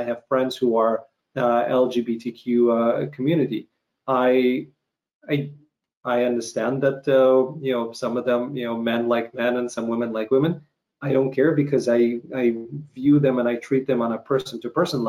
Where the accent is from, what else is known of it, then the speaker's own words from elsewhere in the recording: Ukraine; moved away; growing up in Ukraine